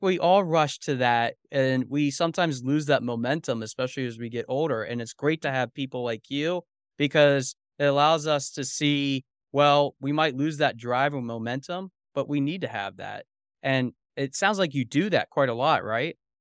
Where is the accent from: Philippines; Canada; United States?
United States; Lancaster, Pennsylvania; Lancaster, Pennsylvania, which is my hometown